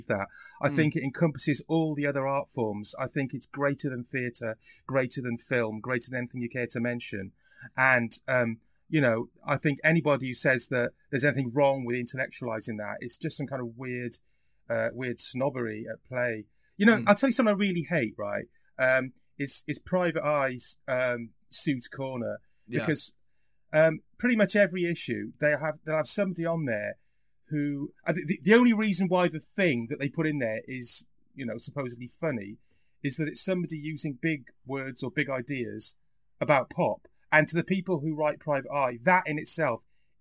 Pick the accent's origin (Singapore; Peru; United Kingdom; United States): United Kingdom; Wales; I'm Welsh